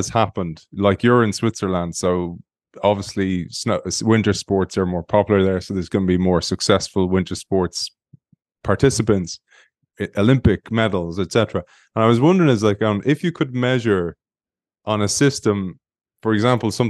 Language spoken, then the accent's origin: English; Ireland